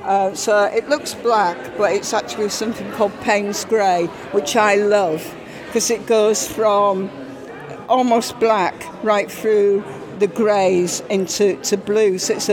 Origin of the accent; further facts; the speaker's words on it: Yorkshire and the Humber, United Kingdom; now in Shrewsbury, United Kingdom; I'm originally from Yorkshire.